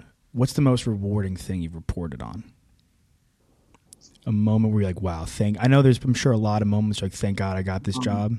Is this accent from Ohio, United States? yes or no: no; New York, United States; moved away; I'm from the Northeast originally, so I'm from New York.